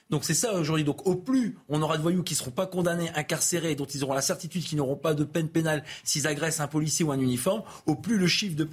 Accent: Nord, Hauts-de-France, France; Je suis du Nord.

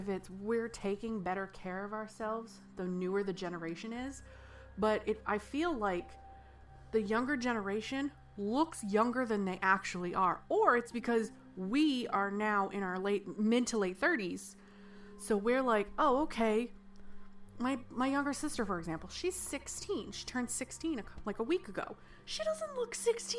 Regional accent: United States; I'm American

